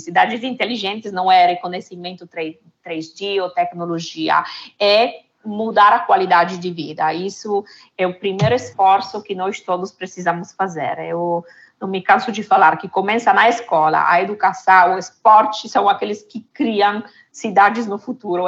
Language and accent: Portuguese; Italy; Portuguese is a second language; moved away; de origem sou italiana